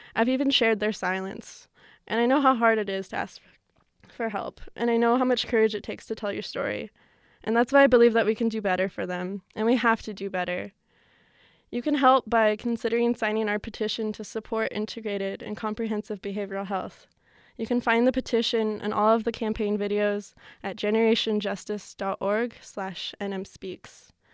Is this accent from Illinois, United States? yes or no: no; New Mexico, United States; growing up in New Mexico